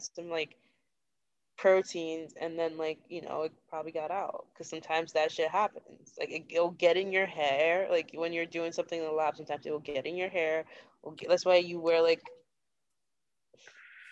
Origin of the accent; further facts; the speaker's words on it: Nigeria; moved away; I'm Nigerian.